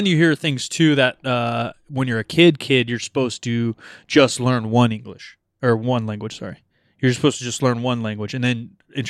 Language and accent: English; Portland, Oregon, United States; accent: California accent; I'm fucking grew up here. Yeah. I was born in Portland.